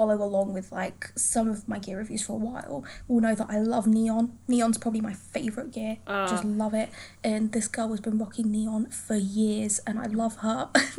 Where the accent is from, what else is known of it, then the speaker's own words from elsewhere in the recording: London, United Kingdom; So I lived in London for, like, my whole life. I'm from London, and I moved mm-hmm. out of London last year